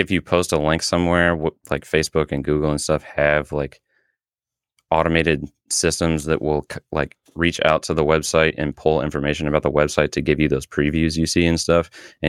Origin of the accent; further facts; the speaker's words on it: Midwest, United States; I am from the Midwest. I am not from Illinois.